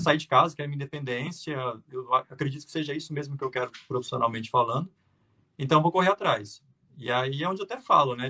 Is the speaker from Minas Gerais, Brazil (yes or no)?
yes; Uberaba, Minas Gerais, Brazil; also born or lived in São José do Rio Preto / Canada; eu sou natural de Beraba, Minas Gerais, lá no Triângulo